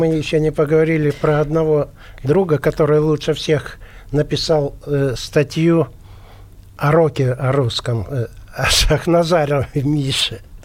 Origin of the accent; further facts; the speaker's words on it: Yekaterinburg, Sverdlovsk Oblast, Russia; moved away; мы же оба из Екатеринбурга, угу. Uh Свердловска. И дружили еще, будучи маленькими